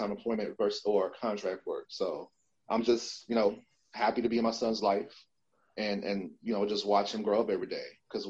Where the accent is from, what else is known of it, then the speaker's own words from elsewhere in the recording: Chicago, Illinois, United States; born and raised in Chicago, parents, they're both Trinidadian, they're from the islands